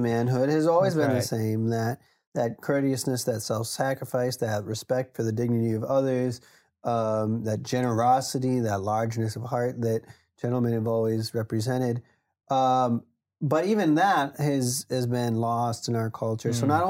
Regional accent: Wisconsin, United States; We grew up in Wisconsin, you know, so it was often cold in the winters and it was snow coming down and, you know, massive drifts.

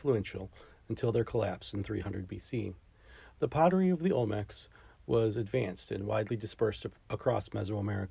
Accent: United States; I'm an American

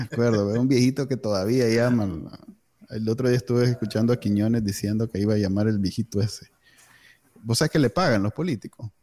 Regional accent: Managua, Nicaragua; soy egresado del Colegio Alemán

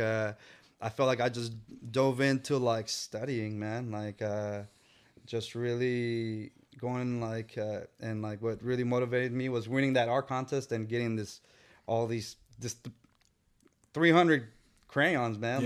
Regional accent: San Francisco, California, United States; I was born in San Francisco. So, uh, and we lived in the Tenderloin.

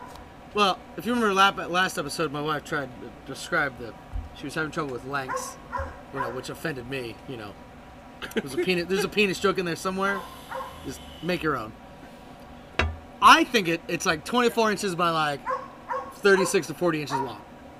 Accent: United States; I put a lot of shit in it, you know, because I'm American and I can.

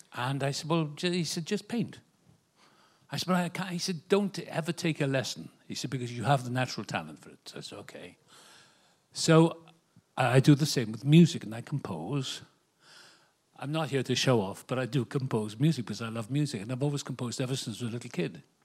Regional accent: Wales, United Kingdom; now in Malibu, United States; I was born in Wales, the same place as Richard Burton

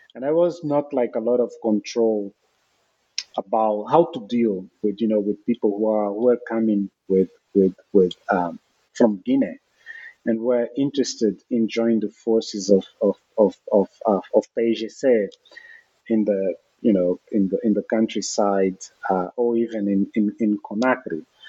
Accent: Luanda, Luanda Province, Angola; I was born in Luanda

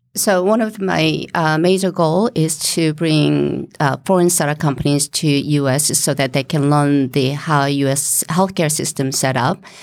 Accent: South Korea; moved away as an adult; now in Rhode Island, United States; I came originally from Korea, and, uh, to get my master's, uh, in business.

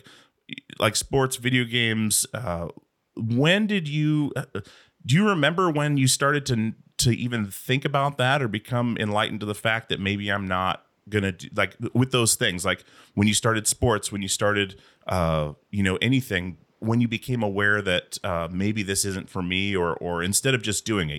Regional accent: Alaska, United States; moved away as an adult; also born or lived in Portland; we moved down to Portland from Alaska

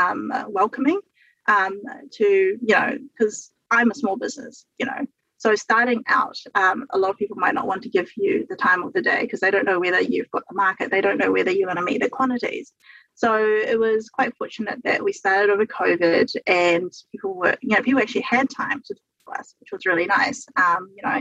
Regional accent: New Zealand; I'm a New Zealander and we're in New Zealand

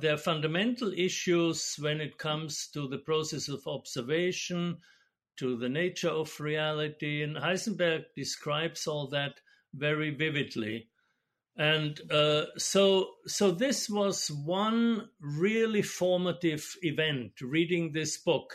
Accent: Austria; moved away; I'm Austrian, and so I grew up in Austria and studied in Vienna

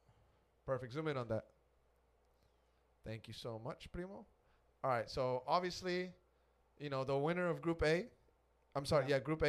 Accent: United States; Obviously, I'm from the United States. I have a United States citizenship. I love this country. I love Texas. I love Austin.

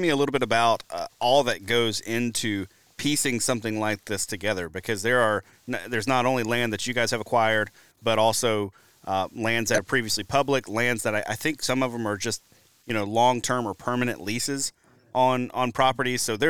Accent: Deep South, United States; moved away as an adult; now in Wisconsin, United States; I'm originally from the Deep South. I moved to Wisconsin in January of 2020.

